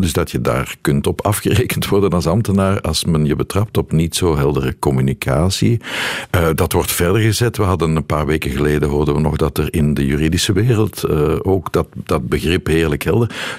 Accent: Brussels, Brussels-Capital Region, Belgium; accent: Brussels; dat Brussels accent, ja, ik ben Brusselaar.

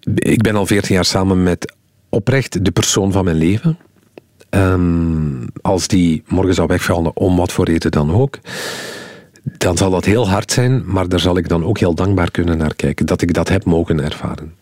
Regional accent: Flanders, Belgium

